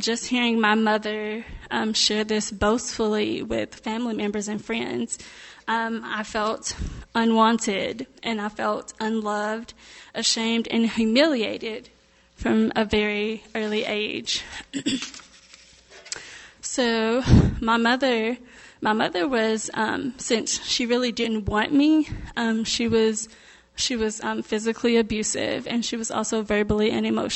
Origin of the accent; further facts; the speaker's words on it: Mexia, Texas, United States; moved away as an adult; also born or lived in Winfield, Kansas; I was raised in Texas, Mejia, Texas